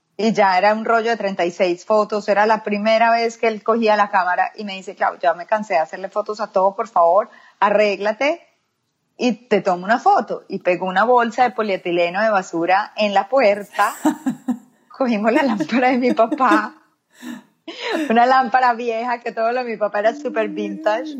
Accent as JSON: {"language": "Spanish", "town": "Medellín", "region": "Antioquia", "country": "Colombia", "tie": "born or raised there", "moved": "as an adult", "lives_now": "United States", "said": "yo soy de Medellín, Antioquia, Colombia. Eh, nací ahí, viví ahí por 33 años y ya luego me mudé acá a los Estados Unidos"}